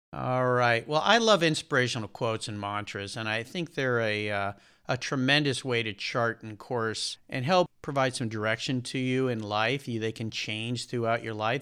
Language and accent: English; La Jolla, California, United States; I grew up in Southern California in a, a small town just north of San Diego called La Jolla, California